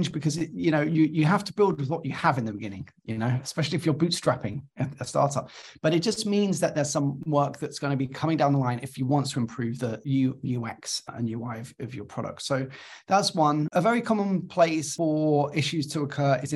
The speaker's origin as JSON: {"language": "English", "region": "London", "country": "United Kingdom", "tie": "born or raised there", "also_born_or_lived": "Cardiff, Wales", "said": "I went back to London, which is my hometown"}